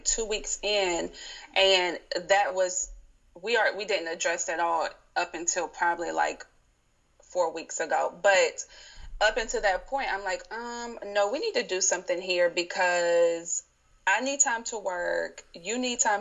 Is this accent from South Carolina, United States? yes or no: yes; South Carolina, United States; now in Baltimore, United States; I currently live in Baltimore, Maryland, and but I'm originally from South Carolina, so I'm a Southern girl.